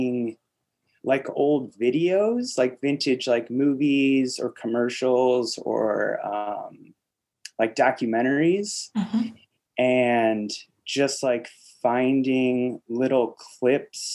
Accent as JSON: {"language": "English", "town": "Chicago", "region": "Illinois", "country": "United States", "tie": "born or raised there", "moved": "yes", "lives_now": "Portland, United States", "said": "I'm originally from the Chicagoland area. Mm-hmm. So I kind of grew up in and around Chicago"}